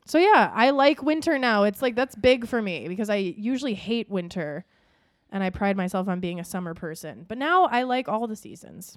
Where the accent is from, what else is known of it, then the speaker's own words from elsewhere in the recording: Minnesota, United States; we grew up in Minnesota